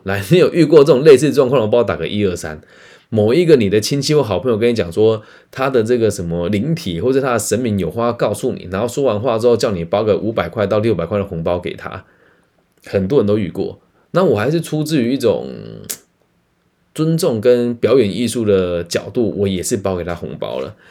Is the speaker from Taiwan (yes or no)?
yes; Changhua County, Taiwan; 特别是在我的家乡彰化这边